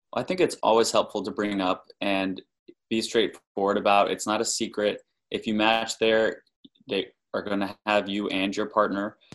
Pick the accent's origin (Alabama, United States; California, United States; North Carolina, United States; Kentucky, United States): North Carolina, United States; moved away as an adult; now in Boston, United States; We're originally from North Carolina, where we did both undergrad and med school